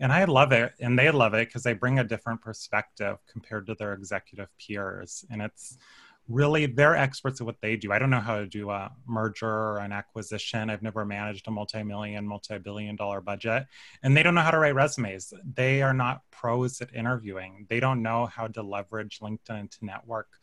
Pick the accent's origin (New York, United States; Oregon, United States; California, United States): California, United States; Paso Robles; I'm from the Central Coast, Paso Robles